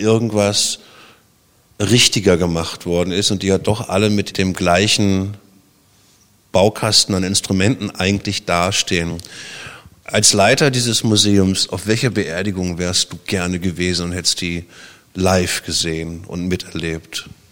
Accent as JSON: {"language": "German", "country": "Germany", "tie": "born or raised there", "also_born_or_lived": "Berlin", "said": "bin ja DDR-Kind"}